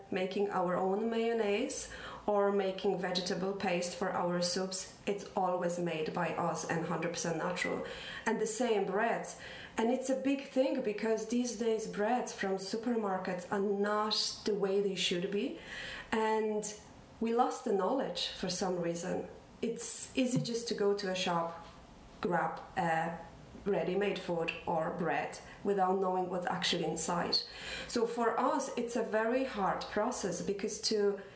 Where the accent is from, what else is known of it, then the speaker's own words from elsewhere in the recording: Poland; moved away as an adult; now in Ireland; we're from Poland. We came to Ireland 17 years ago